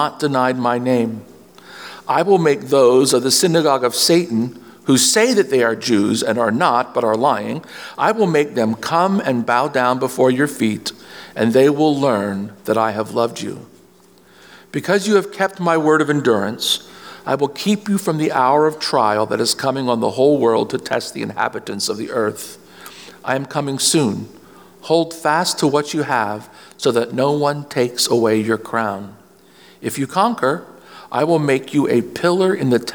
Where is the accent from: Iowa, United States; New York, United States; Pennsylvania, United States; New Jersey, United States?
Pennsylvania, United States; Reading; I grew up in Reading, Pennsylvania, which is about 60 miles northwest of Philadelphia